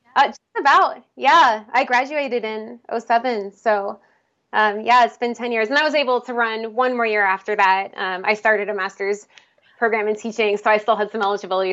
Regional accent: outside Philadelphia, Pennsylvania, United States; moved away as an adult; also born or lived in Salem, Oregon / Illinois; now in Portland, United States; I was actually born in Salem, Oregon, but I grew up in Pennsylvania, a little bit outside of Philadelphia

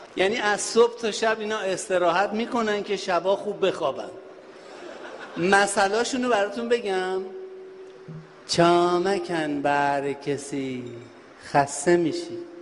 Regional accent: Shiraz, Fars, Iran; این شیرازی ها همشهری های من

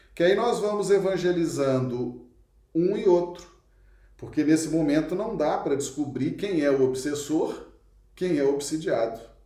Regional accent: Belo Horizonte, Minas Gerais, Brazil; moved away as an adult; now in Acre, Brazil; Eu sou de Belo Horizonte, nasci lá, estou no Acre há 28 anos, né? Mas sou mineiro, sou natural de Belo Horizonte

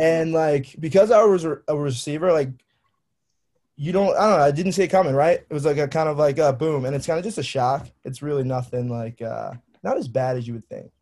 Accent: Annapolis, Maryland, United States; I'm from Annapolis, Maryland.

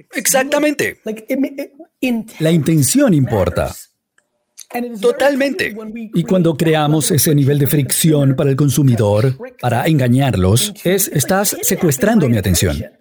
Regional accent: India; moved away; Donde yo crecí en la India

